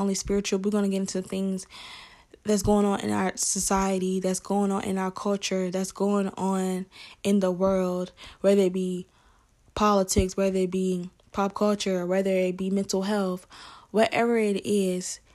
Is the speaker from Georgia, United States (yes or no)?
yes; Atlanta, Georgia, United States; accent: Southern; So I'm from Atlanta, Georgia. So you may hear an accent. I'm from the South.